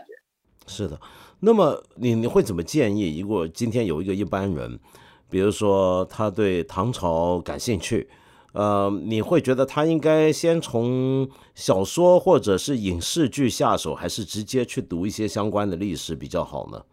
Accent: China; 我们中国人有时候对于中国历史的很多的想象

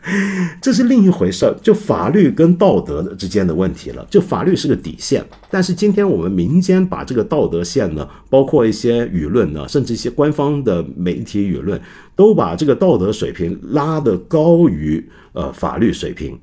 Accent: China; now in Hong Kong; 指的就是我们中国人都在偷看

